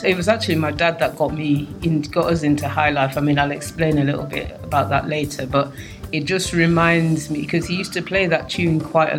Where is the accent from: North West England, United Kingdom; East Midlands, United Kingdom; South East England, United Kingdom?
East Midlands, United Kingdom; Nottingham; moved away as an adult; also born or lived in London; I grew up in Nottingham.